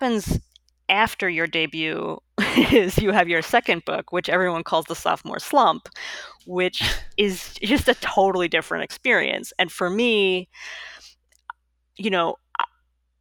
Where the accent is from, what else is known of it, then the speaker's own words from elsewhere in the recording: Long Island, New York, United States; also born or lived in Bronx, New York; now in Brooklyn, United States; I was born in the Bronx. I grew up on Long Island. I've lived in Brooklyn since 2002